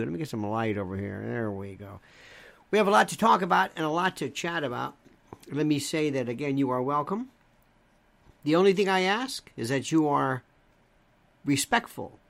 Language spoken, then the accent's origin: English; Tampa, Florida, United States; I was born in Ybor City. Second generation, Ybor City